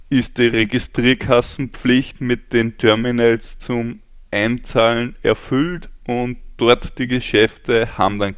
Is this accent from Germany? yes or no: no; Lower Austria, Austria; Also, ich komme aus Österreich, aus Niederösterreich genau genommen, wer sich so weit orientieren kann.